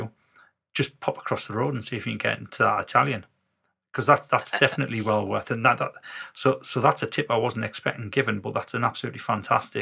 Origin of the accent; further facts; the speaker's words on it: the north of England, United Kingdom; we were northerners